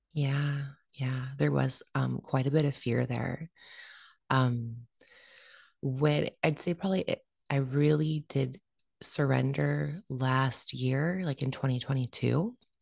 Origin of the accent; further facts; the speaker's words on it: Vancouver, British Columbia, Canada; been born and raised in Vancouver, Canada